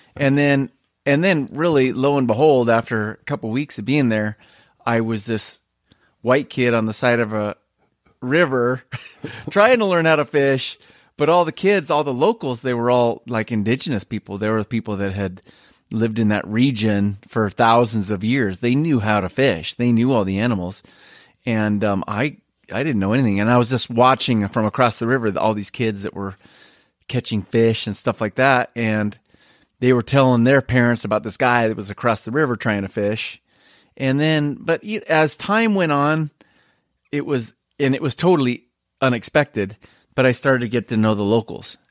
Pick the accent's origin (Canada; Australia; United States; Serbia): United States; Spokane, Washington; what I grew up with here in Spokane